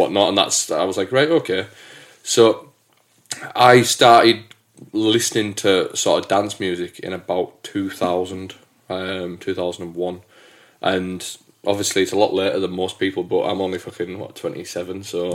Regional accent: England, United Kingdom; also born or lived in Hamilton, Scotland; I'm the Englishman

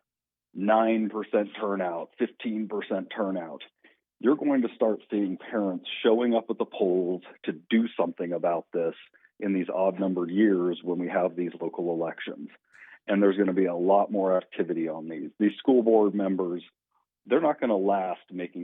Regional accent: Salina, Kansas, United States; I'm from Salina. In my Senate district is Salina and Abilene

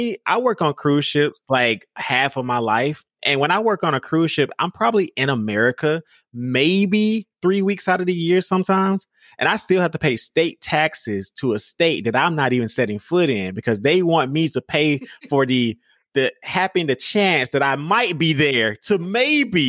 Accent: Georgia, United States; I grew up in Georgia

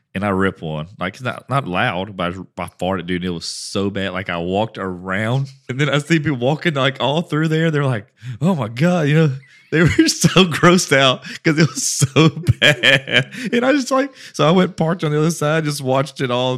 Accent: Westlake, United States; I grew up in Westlake

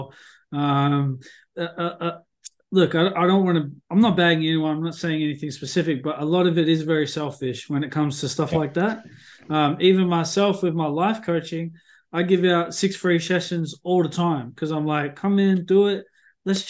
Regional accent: Sunbury, Victoria, Australia; the town I grew up in Sunbury

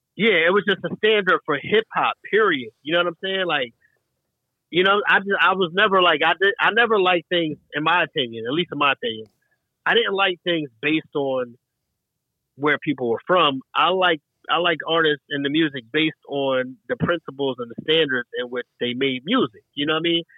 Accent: Franklinville, New Jersey, United States; moved away; also born or lived in West Philadelphia, Pennsylvania / Greensboro, North Carolina / Chicago, Illinois; born in West Philadelphia, raised in Franklinville, New Jersey

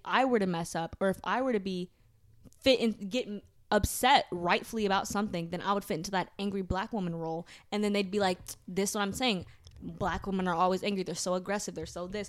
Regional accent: United States; So, we're American.

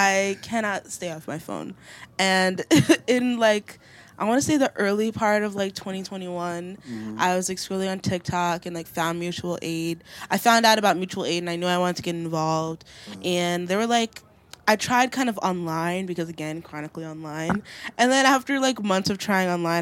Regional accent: Long Island, New York, United States; also born or lived in Haiti (ancestry); now in Brooklyn, United States; I'm from Long Island. Born in Brooklyn, family from Haiti

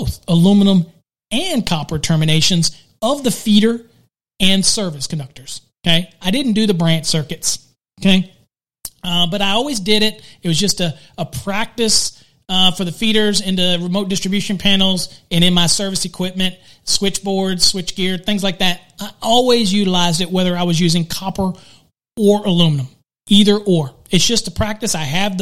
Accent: Virginia, United States; I'm from Virginia

